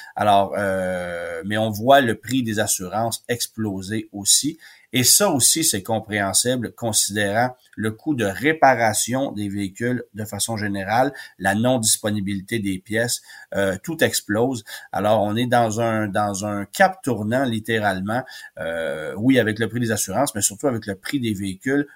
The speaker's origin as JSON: {"language": "French", "region": "Quebec", "country": "Canada", "said": "chez nous au Québec"}